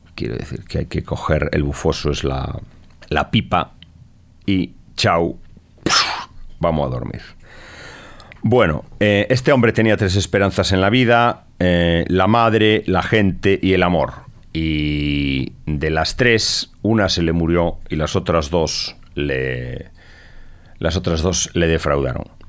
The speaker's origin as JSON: {"language": "Spanish", "region": "Galicia", "country": "Spain", "said": "como español, gallego y heredero"}